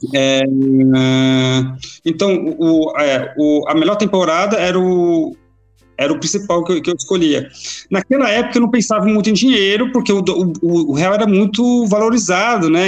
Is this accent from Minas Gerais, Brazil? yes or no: no; Goiânia, Goiás, Brazil; moved away as an adult; now in Sweden; sou de Goiás, sou de Goiânia. Então, natural de lá